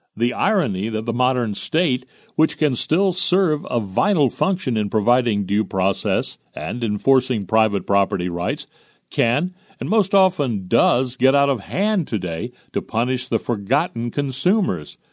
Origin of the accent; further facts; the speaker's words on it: Jersey City, New Jersey, United States; in nineteen thirty when I was growing up in Jersey City